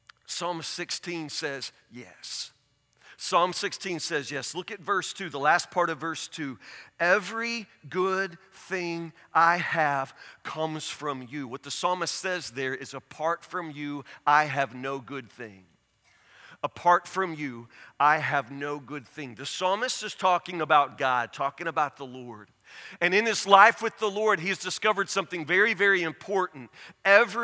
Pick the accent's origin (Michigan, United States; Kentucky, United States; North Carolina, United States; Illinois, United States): Kentucky, United States; Woodburn; I grew up in Woodburn. There's nothing here